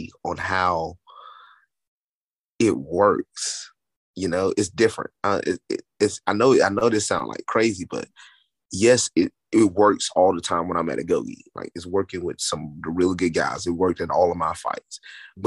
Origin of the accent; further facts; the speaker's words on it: Tennessee, United States; I'm from Tennessee